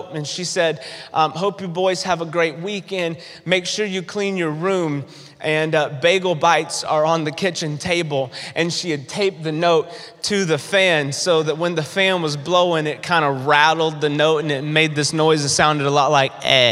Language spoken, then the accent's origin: English; North Carolina, United States; I grew up in the South. I grew up in North Carolina. That's where I'm from.